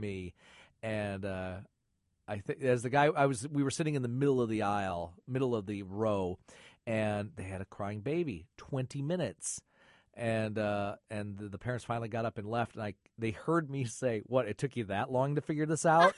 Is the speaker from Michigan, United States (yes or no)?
yes; Michigan, United States; moved away; the horror show host I grew up with in Michigan was Sir Graves Gasly